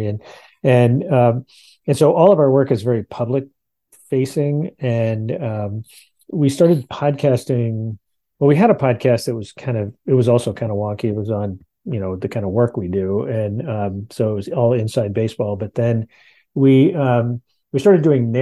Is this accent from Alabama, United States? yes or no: no; Northern Virginia, United States; also born or lived in Franklin County, Virginia / Texas; I grew up here in Northern Virginia